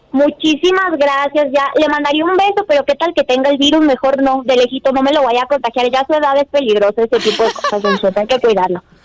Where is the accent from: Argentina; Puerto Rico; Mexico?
Mexico; los mexicanos